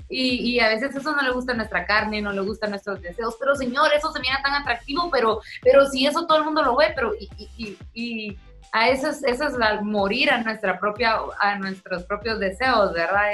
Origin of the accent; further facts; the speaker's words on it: Guatemala; also born or lived in Tulsa, Oklahoma; soy chapina, soy guatemalteca